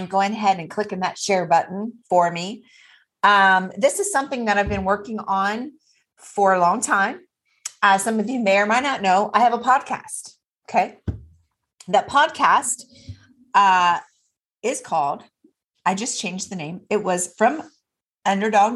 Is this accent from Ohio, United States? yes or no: yes; Troy, Ohio, United States; my hometown, Troy